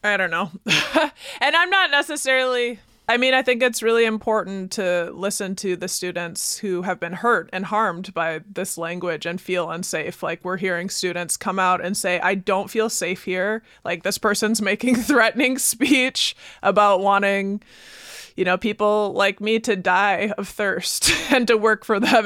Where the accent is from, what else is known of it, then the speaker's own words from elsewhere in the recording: Baraboo, Wisconsin, United States; growing up in Baraboo